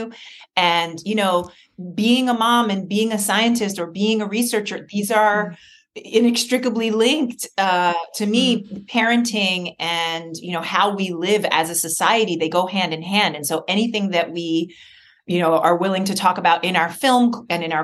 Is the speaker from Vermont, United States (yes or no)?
no; New York City, New York, United States; I grew up in New York City.